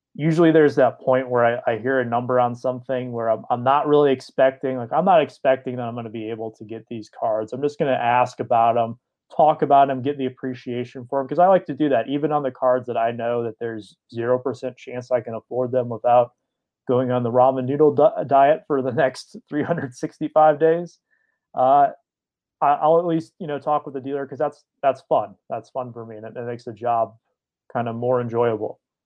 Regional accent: Detroit, Michigan, United States; I grew up in the Detroit area

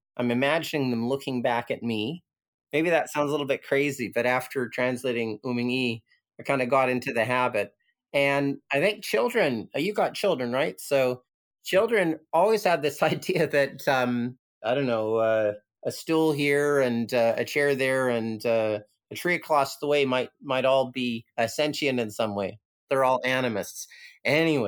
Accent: Canada; moved away as an adult; now in Lamma Island, Hong Kong; growing up in Canada

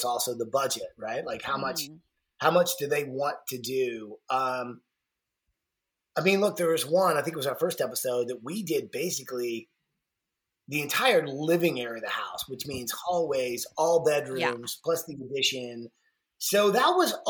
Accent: Atlanta, Georgia, United States; being born and raised in Atlanta

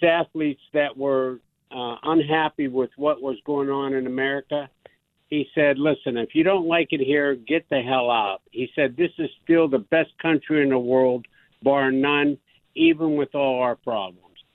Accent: Mike Ditka's hometown, Pennsylvania, United States; I'm from the same hometown as a fellow named Mike Ditka

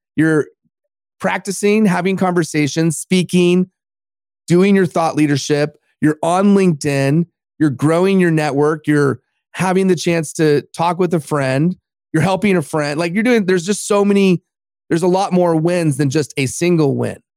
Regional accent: Los Angeles, California, United States; my hometown of Los Angeles

